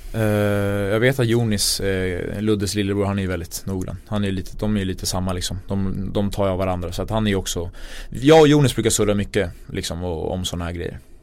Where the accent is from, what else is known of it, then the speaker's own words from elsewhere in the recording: Sweden; jag är född i Sverige